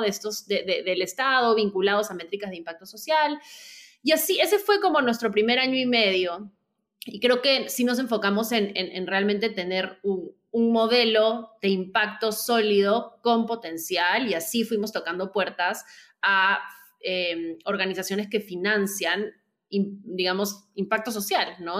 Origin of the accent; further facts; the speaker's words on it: Peru; moved away as an adult; also born or lived in New York; now in Lima, Peru; soy de Perú, pero viví, viví varios años fuera, iba como por mi, noveno año fuera de Perú y quería regresar